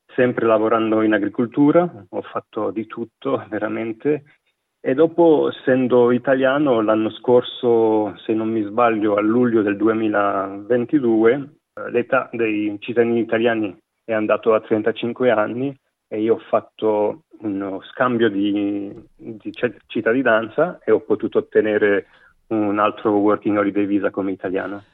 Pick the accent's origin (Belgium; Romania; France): Belgium; province of Liège, Wallonia; moved away as an adult; now in Australia; sono nato in provincia di Liegi, da un padre veneto e una madre calabrese, cresciuto e vissuto quasi tutta la mia vita in Belgio